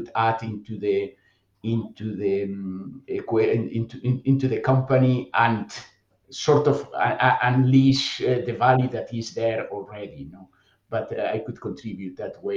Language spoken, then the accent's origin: English; Bilbao, Basque Country, Spain; moved away as an adult; I was born and raised in Bilbao